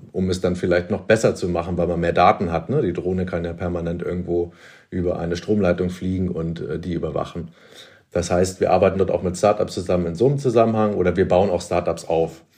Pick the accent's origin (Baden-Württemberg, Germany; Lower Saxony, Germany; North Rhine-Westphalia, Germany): Lower Saxony, Germany; Hamelin; moved away as an adult; also born or lived in Berlin; ich komme aus Niedersachsen, Hameln, Rattenfänger von Hameln, also eine Kleinstadt in der Nähe von Hannover